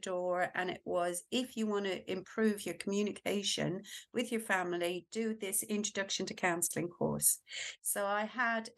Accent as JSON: {"language": "English", "country": "Ireland", "tie": "born or raised there", "moved": "as an adult", "lives_now": "United Kingdom", "said": "I was born and brought up in Ireland, and I moved to the UK when I was 20."}